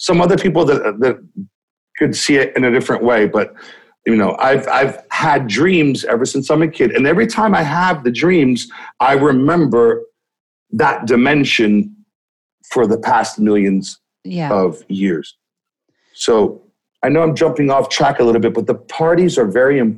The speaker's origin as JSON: {"language": "English", "town": "Los Angeles", "region": "California", "country": "United States", "said": "I am from Los Angeles, California. That's where I got into the scene"}